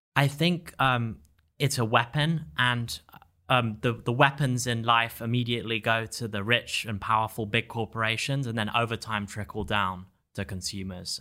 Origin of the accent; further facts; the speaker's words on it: England, United Kingdom; moved away as an adult; also born or lived in Stanford, California; now in Miami, United States; I was a high school student in England